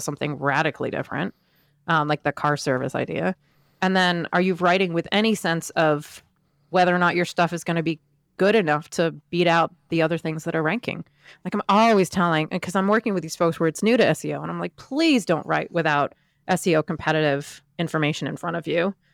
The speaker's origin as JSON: {"language": "English", "town": "Camden", "region": "Maine", "country": "United States", "tie": "born or raised there", "moved": "yes", "lives_now": "Washington, D.C., United States", "said": "my hometown in Maine"}